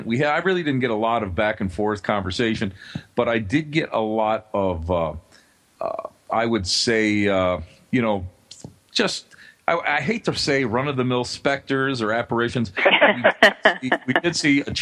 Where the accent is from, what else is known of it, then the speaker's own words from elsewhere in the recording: Buffalo, New York, United States; also born or lived in Cheektowaga, New York; Buffalo is my hometown. It's where I was born. It's where I've lived most of my life